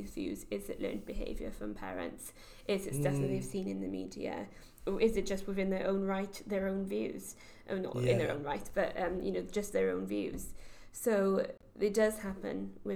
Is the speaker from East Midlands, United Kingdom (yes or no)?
no; the Valleys, Wales, United Kingdom; moved away as an adult; also born or lived in Cardiff; I was brought up in the Valleys